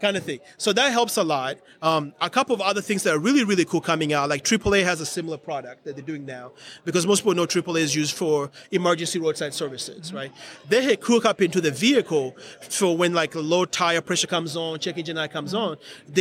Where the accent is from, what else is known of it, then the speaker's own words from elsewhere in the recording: Georgia, United States; I'm from Georgia